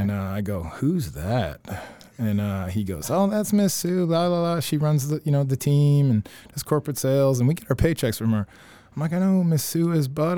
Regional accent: Ontario, Canada; moved away; also born or lived in Milton, Ontario; grew up in Milton, Ontario, um, till end of fifth grade

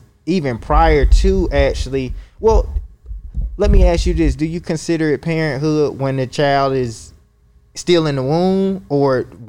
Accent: Atlanta, Georgia, United States; So I'm from Atlanta originally, okay. But I went to Kansas City to work for the Social Security Administration in 2017.

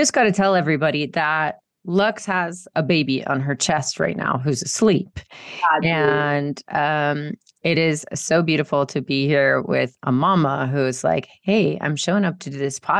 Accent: Marietta, Georgia, United States; moved away as an adult; also born or lived in New York; I grew up in Marietta, Georgia. Ooh. And I flew the coop and I went to New York when I was 18

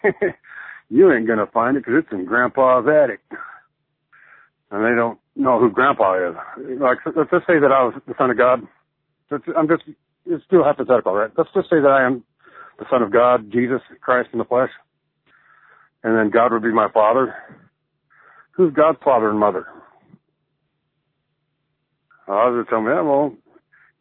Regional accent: Salt Lake City, Utah, United States; also born or lived in California; I grew up here in Salt Lake, and I was exposed to this Mormonism shit. I moved to California for a while, and I came back.

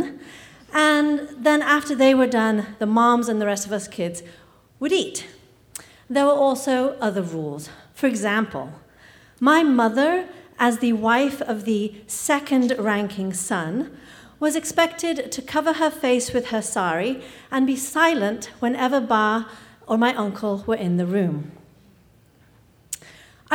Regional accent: England, United Kingdom; I grew up in England, and some of my earliest memories are of living in a drafty Victorian house

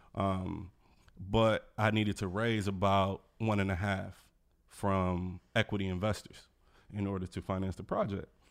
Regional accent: Milwaukee, Wisconsin, United States; moved away as an adult; also born or lived in Los Angeles, California; now in Washington, D.C., United States; I grew up in Milwaukee.

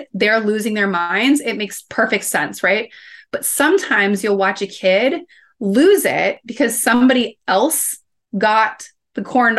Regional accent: Midwest, United States; well, where I grew up in the Midwest, I sometimes say like, it's almost like having feelings was a little bit like catching chicken pox.

